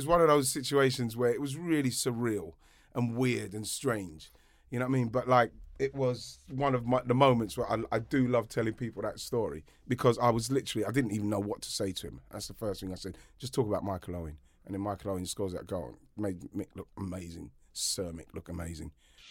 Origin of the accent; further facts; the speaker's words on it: England, United Kingdom; now in France; because obviously in France, I'm English, they know.